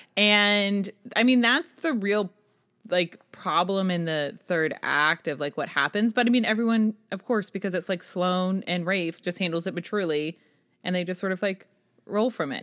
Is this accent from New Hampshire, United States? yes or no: yes; New Hampshire, United States; I was from New Hampshire